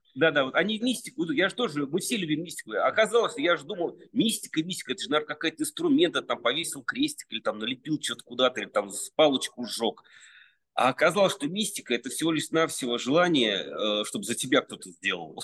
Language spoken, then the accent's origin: Russian; Serdobsk, Penza Oblast, Russia; now in Moscow, Russia; я родился в Сердобске